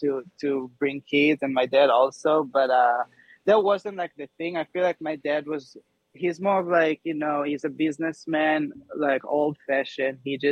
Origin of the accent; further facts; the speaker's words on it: Israel; I had the perfect life. Like, two brothers, sister, best parents ever. Honestly, people don't know about Israel.